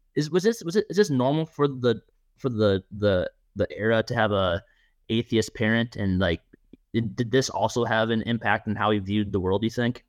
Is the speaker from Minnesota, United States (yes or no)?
yes; Minnesota, United States; I was born and raised in Minnesota